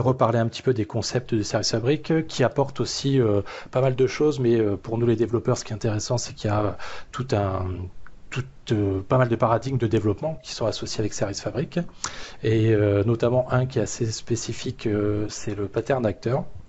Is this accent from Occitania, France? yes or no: yes; Toulouse area, Occitania, France; moved away; maintenant sur la région toulousaine, retour aux sources.